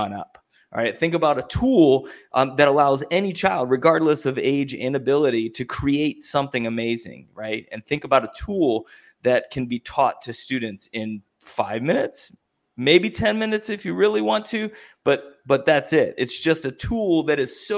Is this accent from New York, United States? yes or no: no; Ohio, United States; I'm from Ohio.